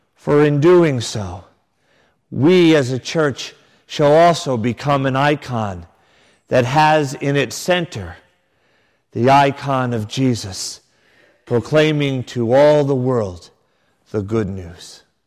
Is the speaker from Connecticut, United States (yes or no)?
yes; Connecticut, United States; a young boy growing up in Connecticut